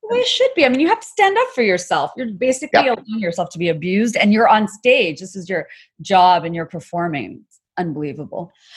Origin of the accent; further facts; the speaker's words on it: Dhaka, Dhaka Division, Bangladesh; I, am from Bangladesh and I grew up in Bangladesh